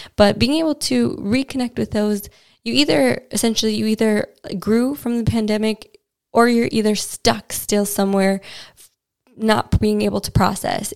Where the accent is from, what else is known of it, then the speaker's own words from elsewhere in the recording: United States; now in London, United Kingdom; as an American